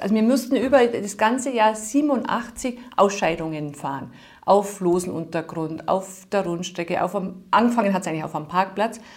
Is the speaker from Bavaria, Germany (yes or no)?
yes; Bad Bayersoien, Bavaria, Germany; aus Bad Bayersäulen, wo ich herstamme